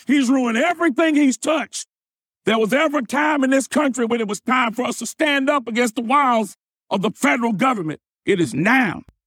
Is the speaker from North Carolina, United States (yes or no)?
yes; North Carolina, United States; back in my home state of North Carolina